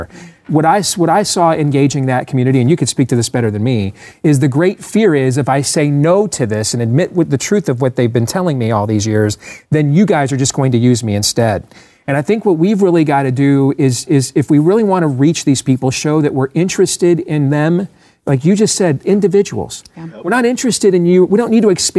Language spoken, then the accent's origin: English; Iowa, United States; my home state of Iowa